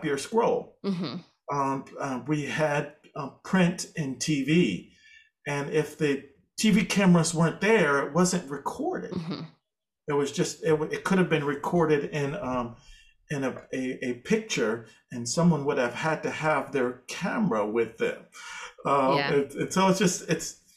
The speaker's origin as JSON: {"language": "English", "region": "Massachusetts", "country": "United States", "said": "I'm from Massachusetts"}